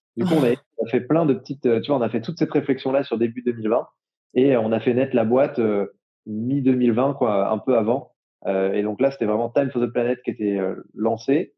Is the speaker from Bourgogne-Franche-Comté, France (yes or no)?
yes; Jura, Bourgogne-Franche-Comté, France; j'ai grandi dans le Jura